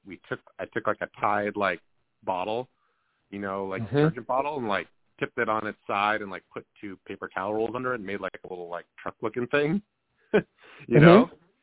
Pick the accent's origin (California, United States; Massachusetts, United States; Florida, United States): Massachusetts, United States; Needham; also born or lived in New York; I don't know really how I got from Needham, my hometown, to like New York at Bard.